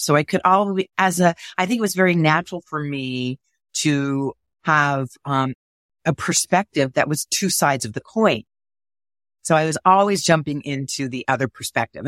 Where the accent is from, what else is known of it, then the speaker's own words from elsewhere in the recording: Montreal, Quebec, Canada; I was growing up in Montreal